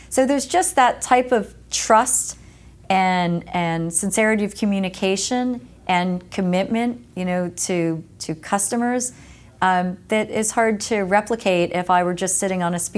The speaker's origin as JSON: {"language": "English", "region": "East Coast", "country": "United States", "tie": "born or raised there", "said": "especially growing up on the East Coast and then moving to the West Coast"}